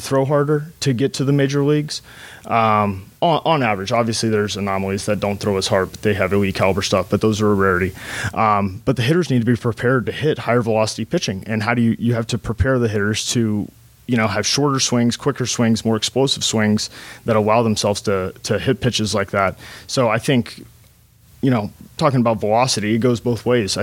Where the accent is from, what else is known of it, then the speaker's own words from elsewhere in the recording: Tampa, Florida, United States; now in Michigan, United States; I'm from Tampa, Florida